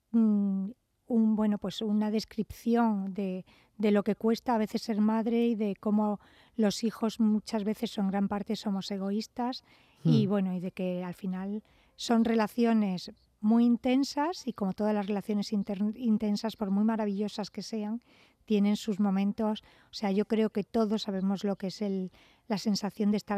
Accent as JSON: {"language": "Spanish", "town": "Almería", "region": "Andalusia", "country": "Spain", "tie": "born or raised there", "said": "yo soy andaluza por los cuatro estados. o sea, yo soy hija de funcionarios"}